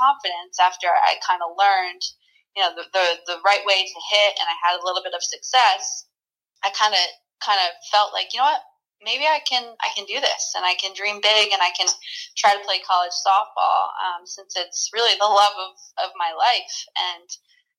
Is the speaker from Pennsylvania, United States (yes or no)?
no; Pequannock, New Jersey, United States; I was playing in Little League in my hometown in Pequannock, New Jersey